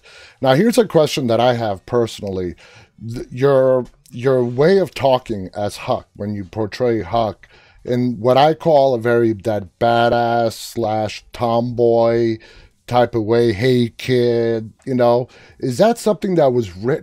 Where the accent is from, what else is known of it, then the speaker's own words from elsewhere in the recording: New York City, New York, United States; moved away as an adult; I was born and raised for 23 years in Queens